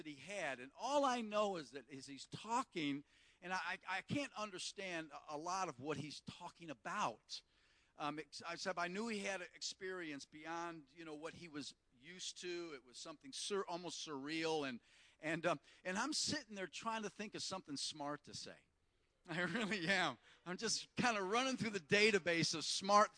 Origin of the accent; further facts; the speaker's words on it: United States; moved away as an adult; also born or lived in South Africa; being an American